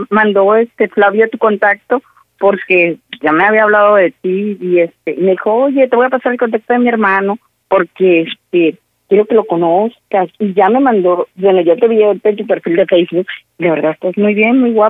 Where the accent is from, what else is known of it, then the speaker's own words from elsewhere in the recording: Tepatitlán, Jalisco, Mexico; yo soy de Jalisco, de Tepatilán, Jalisco.